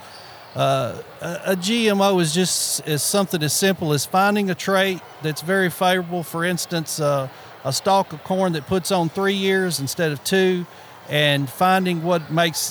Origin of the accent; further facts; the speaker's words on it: Obion County, Tennessee, United States; I was raised right here in Obion County